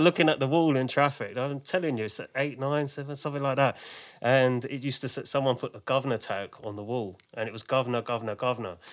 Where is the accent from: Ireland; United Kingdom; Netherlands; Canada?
United Kingdom; London; I grew up in Manor House, which is near sort of Finsbury Park, Haringey